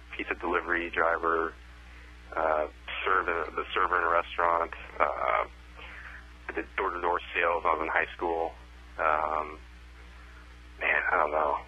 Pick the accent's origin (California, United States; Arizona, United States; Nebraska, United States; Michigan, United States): Arizona, United States; Scottsdale; moved away as an adult; also born or lived in Phoenix, Arizona / Tucson, Arizona / Dallas, Texas; I was born and raised in Scottsdale, Arizona, and I lived in Arizona my whole life up until I moved out to Dallas for chiropractic school